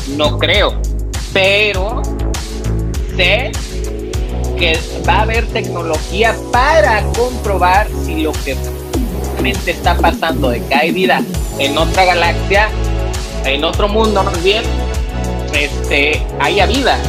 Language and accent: Spanish; Acapulco, Guerrero, Mexico; yo vengo de Acapulco